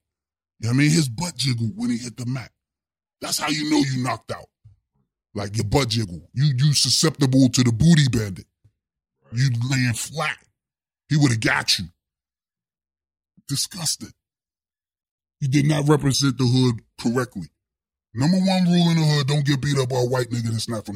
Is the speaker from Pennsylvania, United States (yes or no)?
yes; Pittsburgh, Pennsylvania, United States; Steel City, Pittsburgh, Pennsylvania. That's where I'm from.